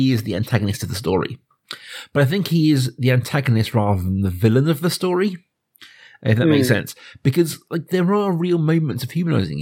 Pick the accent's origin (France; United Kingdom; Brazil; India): United Kingdom; suburban Berkshire, South East England; I'm growing up in, you know, suburban Berkshire